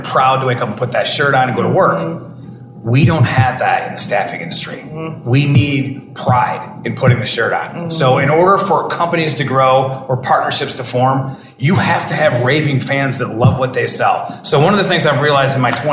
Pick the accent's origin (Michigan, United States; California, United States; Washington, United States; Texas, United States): Michigan, United States; Detroit; I'm from Detroit